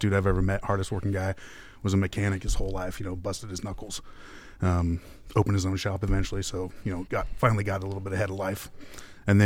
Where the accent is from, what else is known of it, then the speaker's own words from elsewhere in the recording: Oregon, United States; I'm from Oregon